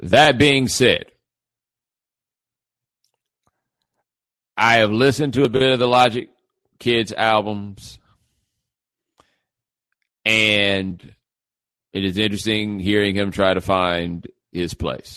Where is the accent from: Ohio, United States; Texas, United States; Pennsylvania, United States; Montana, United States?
Texas, United States; Houston; I am from Houston